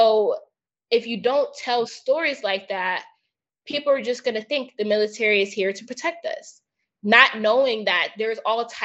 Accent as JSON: {"language": "English", "country": "United States", "tie": "born or raised there", "said": "I grew up in the States"}